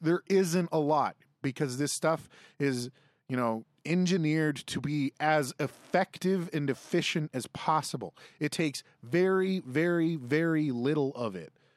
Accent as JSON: {"language": "English", "region": "Saskatchewan", "country": "Canada", "tie": "born or raised there", "said": "I grew up in Saskatchewan"}